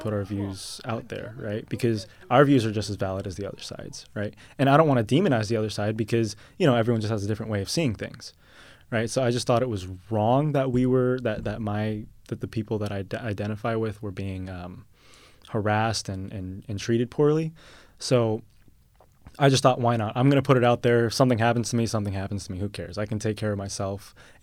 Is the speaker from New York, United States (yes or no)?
no; San Jose, California, United States; I grew up in San Jose, California, so I'm a local boy